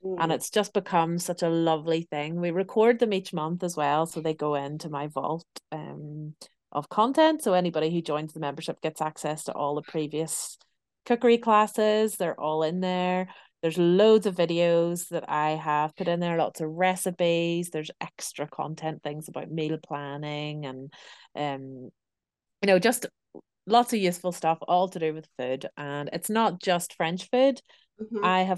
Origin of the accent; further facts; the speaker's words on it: Belfast, Northern Ireland, United Kingdom; You know, I'm from Belfast in Northern Ireland, and I really miss home.